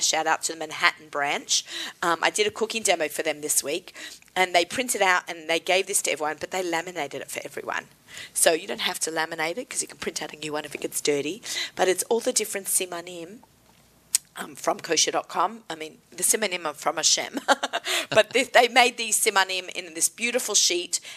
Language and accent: English; Australia; moved away; Being Aussie